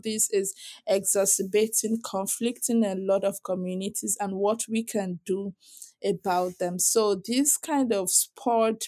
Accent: Southwest Nigeria, Nigeria; I grew up in Nigeria. I was born and raised in Nigeria. And I was born in the South also. But the South is, especially the Southwest where I grew up

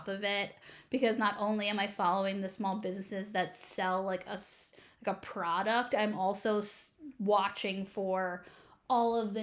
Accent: East Coast, United States; moved away as an adult; now in Kansas City, United States; I'm originally from the East Coast

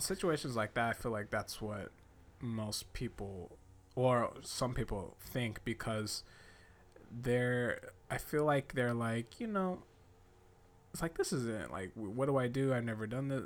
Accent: United States; I'm from the States.

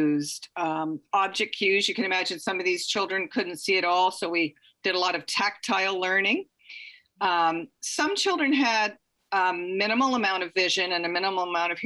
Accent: Ontario, Canada; now in British Columbia, Canada; I grew up in Ontario

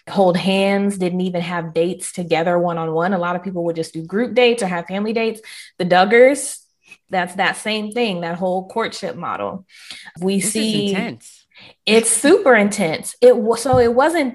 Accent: the South, United States; I am Southern through and through

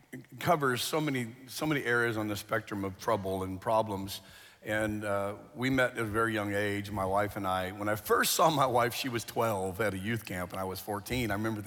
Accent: Phoenix, Arizona, United States; Well, Phoenix area.

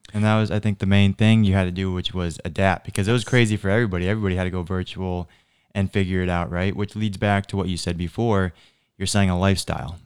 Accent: Naples, Florida, United States; so I grew up in North Naples

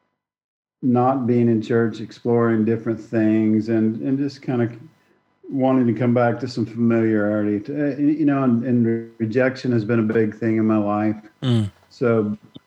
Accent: Oklahoma, United States; moved away as an adult; also born or lived in Dallas-Fort Worth; now in Missouri, United States; I grew up in Oklahoma

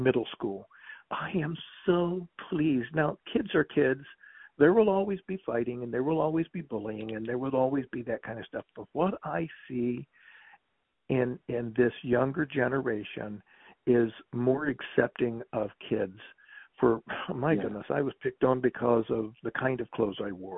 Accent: West Virginia, United States; I grew up in West Virginia.

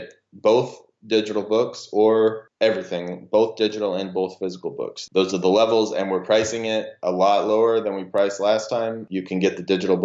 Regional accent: Spokane, Washington, United States; my hometown of Spokane, Washington

